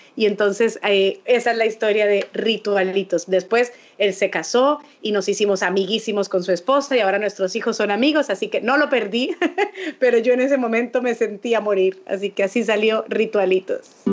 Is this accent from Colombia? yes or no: yes; Colombia; un país como el mío, como Colombia